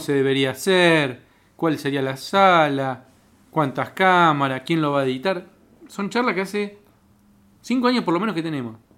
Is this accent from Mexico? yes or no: no; Cipolletti, Río Negro, Argentina; now in Buenos Aires, Argentina; yo soy de Chipolete, de Río Negro